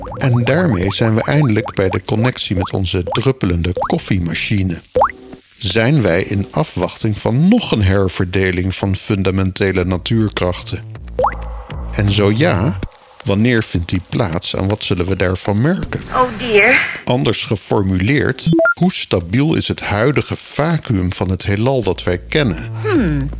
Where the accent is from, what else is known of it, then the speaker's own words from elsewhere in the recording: Groningen, Netherlands; Toen wij in mijn jeugd als gezin in Groningen woonden in de Kattenhagen